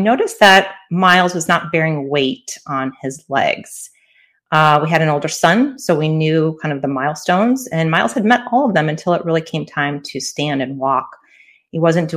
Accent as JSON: {"language": "English", "town": "Chicago", "region": "Illinois", "country": "United States", "moved": "yes", "lives_now": "Southern California, United States", "said": "I'm from Chicago originally, but my family and I live in Southern California"}